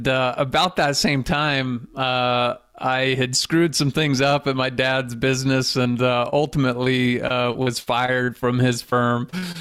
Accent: Phoenix, Arizona, United States; now in Utah, United States; I was born and raised in Phoenix, Arizona, and had some connections in Utah.

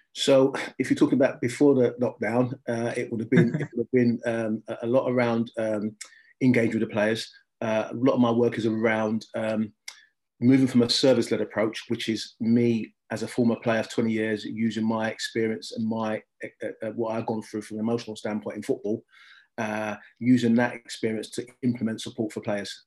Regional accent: London, United Kingdom; I come from Southeast London, which is right behind the old Den

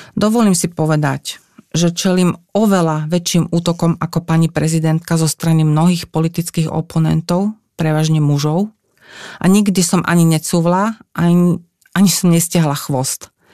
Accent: Slovakia

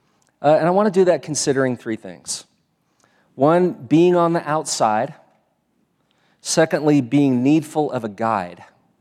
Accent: Texas, United States; also born or lived in East Coast; Now, many of you know that I came here from Texas, and you may also know that part of my story is I lived a lot of years back east

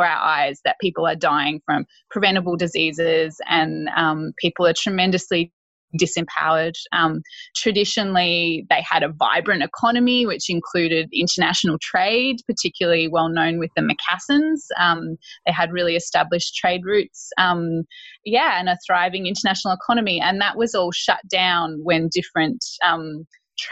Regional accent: northern New South Wales, Australia; moved away as an adult; also born or lived in Townsville / Arnhem Land; I grew up in northern New South Wales, mm-hmm. in a country town

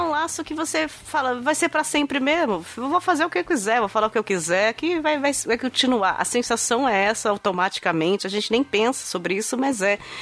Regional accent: ABC region, São Paulo, Brazil; eu sou daqui da região do ABC e minha, minha família do outro lado é toda do interior de São Paulo

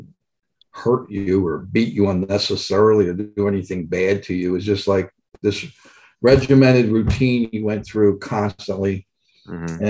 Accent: Atlantic City, New Jersey, United States; also born or lived in Hamilton, New Jersey; I was born in 1946, October 3rd, 1946, in Atlantic City, New Jersey, and grew up there. And we moved my parents from Atlantic City to Hamilton, New Jersey.

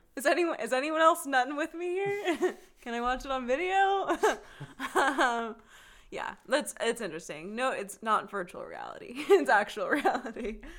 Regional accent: Texas, United States; Texas is staring right at me, and as everyone knows, that's my home state

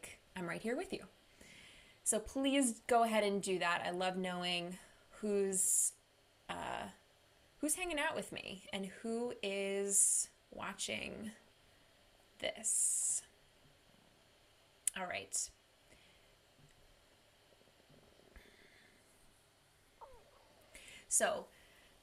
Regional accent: Long Island, New York, United States; also born or lived in Manhattan; I'm from Long Island, New York

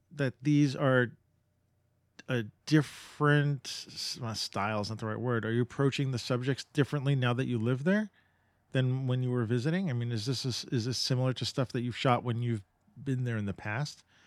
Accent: New York, United States; And I grew up in New York

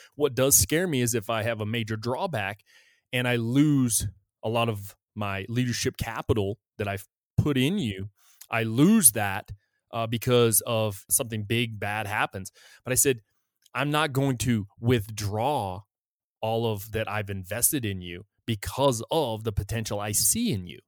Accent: United States; I felt safe as an American. As an American citizen

